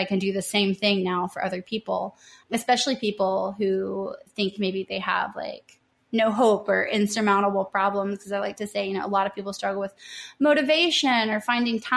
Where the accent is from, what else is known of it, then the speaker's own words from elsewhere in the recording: Tennessee, United States; also born or lived in New Orleans / San Diego; I'm from Tennessee.